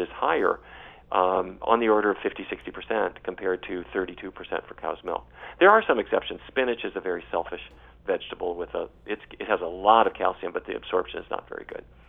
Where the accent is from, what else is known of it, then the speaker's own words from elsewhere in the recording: North Dakota, United States; I grew up in North Dakota